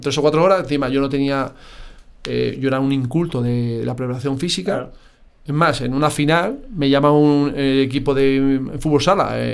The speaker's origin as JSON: {"language": "Spanish", "town": "Madrid", "region": "Community of Madrid", "country": "Spain", "said": "Pero necesitaba ya mi Madrid. Necesitaba volver a Madrid."}